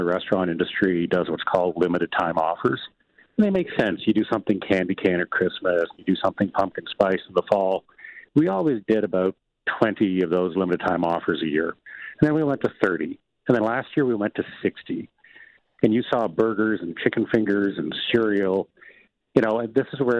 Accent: Fredericton, New Brunswick, Canada; where I grew up in Fredericton, New Brunswick

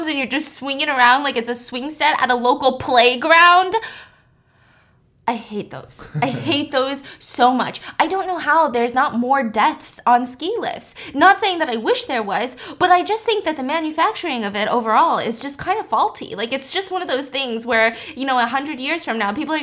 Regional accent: United States; I'm an American citizen

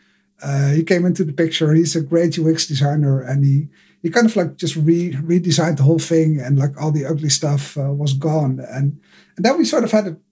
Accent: Netherlands; I'm from the Netherlands and live in Amsterdam at the moment

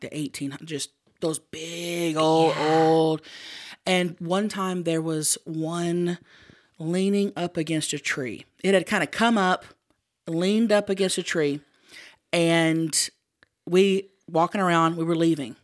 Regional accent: Thackerville, Oklahoma, United States; moved away; I'm from Thackerville, Oklahoma

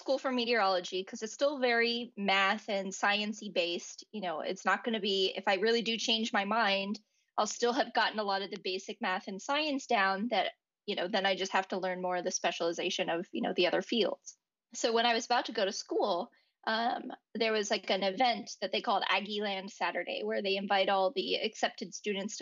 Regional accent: Texas, United States; moved away as an adult; now in Pasadena, United States; I grew up in Texas where you're used to having thunderstorms and hurricanes

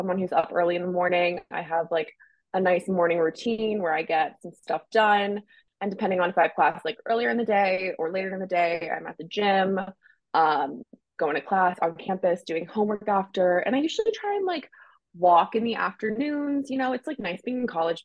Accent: Maine, United States; I grew up in Maine, like skiing and riding horses a lot

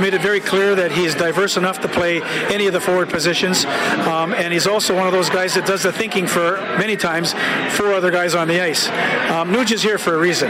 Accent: Canada

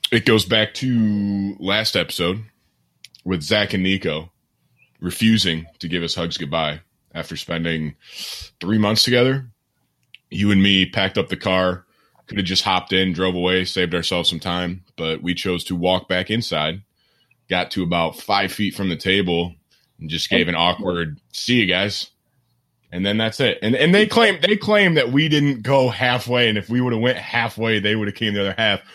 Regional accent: outside Grand Rapids, Michigan, United States; it's outside Grand Rapids

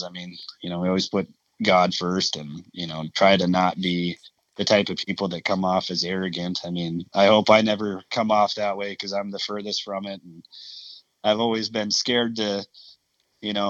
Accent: North Dakota, United States; I'm from North Dakota.

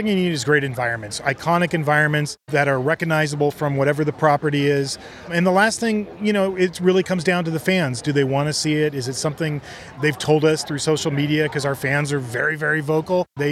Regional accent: Southern California, United States; I was born and raised in Southern California

